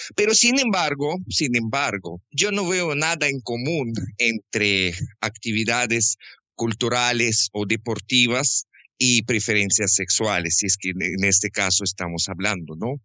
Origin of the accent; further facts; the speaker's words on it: Krasnodar, Krasnodar Krai, Russia; Spanish is a second language; moved away as an adult; also born or lived in Quito, Ecuador; now in Guayaquil, Ecuador; yo nací en sur de Rusia, en capital de provincia que se llama Krasnodarsky Krai, en la ciudad Krasnodar